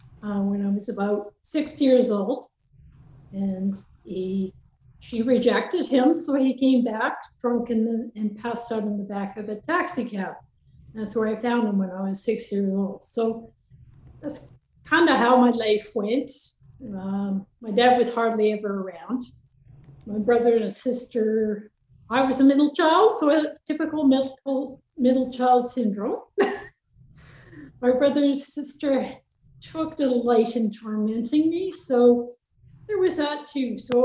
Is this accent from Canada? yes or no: yes; Lac La Biche, Alberta, Canada; born there; also born or lived in British Columbia; so we lived in BC, Alberta, BC, back and forth. So I traveled quite a bit, but I was born in Alberta. I was born in Lac La Biche, actually.